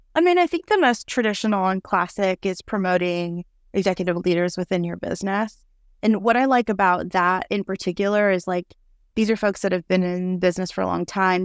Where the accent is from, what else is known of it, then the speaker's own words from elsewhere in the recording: New York City, New York, United States; moved away as an adult; now in Austin, United States; I'm originally from New York City, but have been living in Austin, Texas for 10 years.